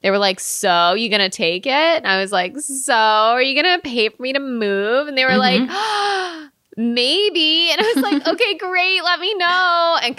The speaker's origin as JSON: {"language": "English", "region": "Connecticut", "country": "United States", "also_born_or_lived": "New York / San Francisco", "moved": "as an adult", "said": "I'm from the East Coast. I'm from Connecticut."}